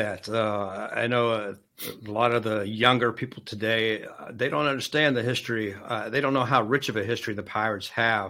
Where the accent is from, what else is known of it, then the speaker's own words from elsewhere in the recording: Pittsburgh, Pennsylvania, United States; growing up in Pittsburgh, we were spoiled.